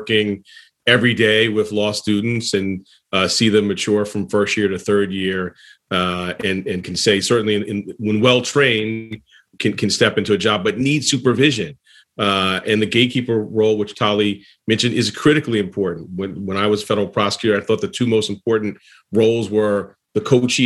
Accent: New York City, New York, United States; growing up in Harlem

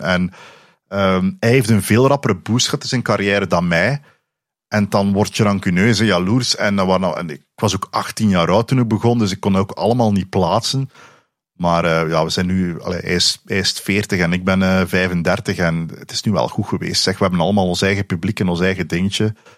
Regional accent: Flanders, Belgium; accent: Flemish; mijn Vlaams dialect

